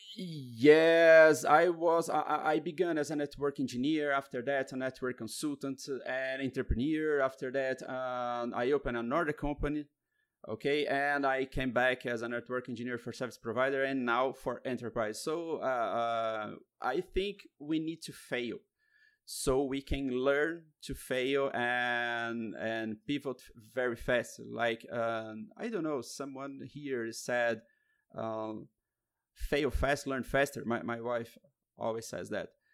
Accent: Curitiba, Paraná, Brazil; I'm from Curitiba, Brazil

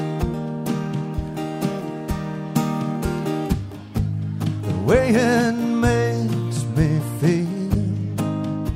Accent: Arkansas, United States; moved away as an adult; I'm from Arkansas originally.

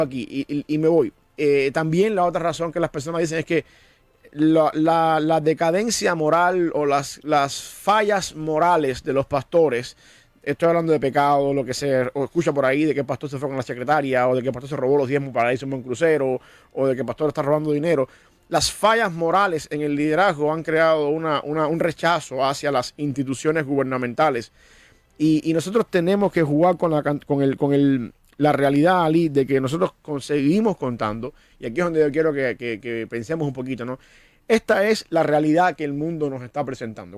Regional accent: Cuba; moved away; Yo soy cubano, yo entiendo que yo nací cubano

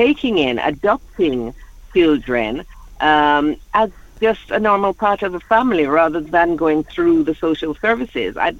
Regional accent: Jamaica; now in London, United Kingdom; living in London, and I'm from Jamaica.

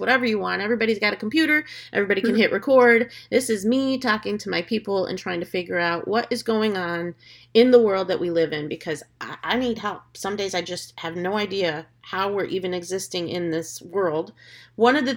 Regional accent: United States; now in Florida, United States; I'm as American as apple pie, hot dogs, bacon, and all of the above

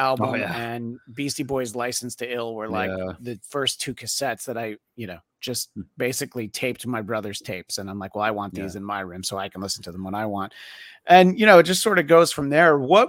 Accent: New York City, New York, United States; now in Los Angeles, United States; I've lived in LA for 20 years, but I grew up in the New York City area.

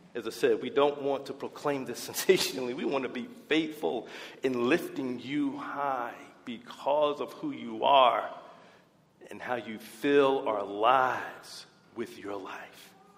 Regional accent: United States; our American presidents

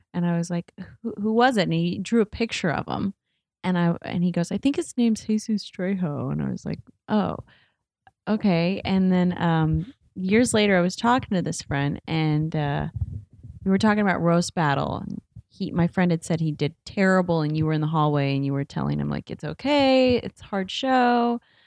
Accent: Indiana, United States; moved away as an adult; I'm from Indiana

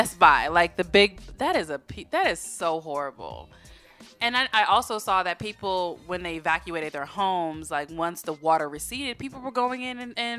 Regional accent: Florida, United States; moved away; I am from Florida, even though I don't like to claim it, right? And I've been through quite a bit of hurricanes in my life.

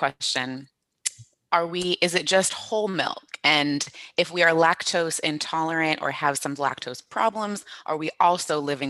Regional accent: Florida, United States; I born and raised in Florida, you know, oranges all around, license plates have oranges.

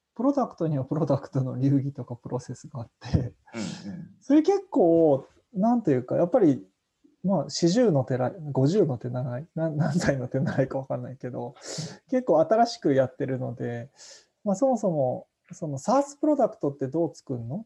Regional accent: Yonago, Tottori, Japan; moved away as an adult; now in Tokyo, Japan; 生まれ育ちは山の影山陰鳥取県米子市出身でして

